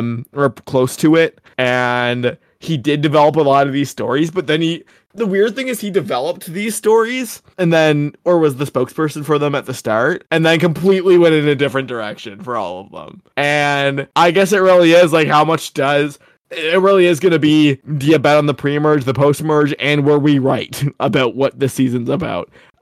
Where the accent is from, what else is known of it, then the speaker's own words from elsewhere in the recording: New Jersey, United States; You know, we're both from New Jersey.